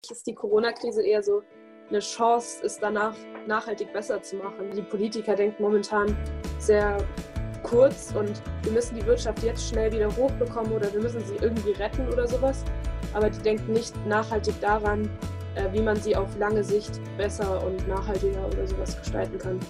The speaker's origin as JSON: {"language": "German", "area": "Allgäu", "region": "Bavaria", "country": "Germany", "said": "Ich komme aus dem Allgäu, also im Süden von Deutschland"}